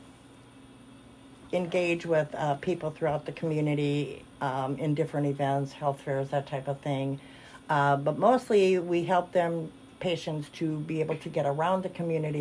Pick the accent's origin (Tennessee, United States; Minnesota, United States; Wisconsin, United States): Wisconsin, United States; moved away as an adult; also born or lived in Milwaukee, Wisconsin; now in Missouri, United States; I'm really from Wisconsin